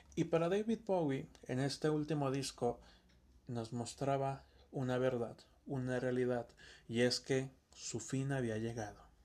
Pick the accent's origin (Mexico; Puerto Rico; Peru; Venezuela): Mexico; Campeche; no somos de Chiapas. Somos de Campeche